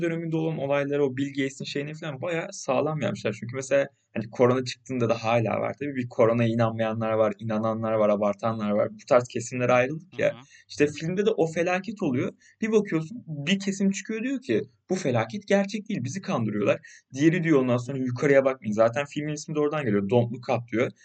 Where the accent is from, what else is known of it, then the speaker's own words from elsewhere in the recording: Turkey; Biz Türkler olarak